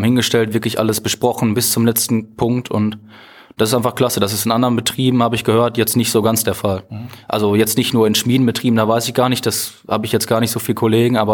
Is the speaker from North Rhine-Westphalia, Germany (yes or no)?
yes; Iserlohn, North Rhine-Westphalia, Germany; Ich komme ursprünglich nicht aus Meschede, mhm. sondern aus Iserlohn.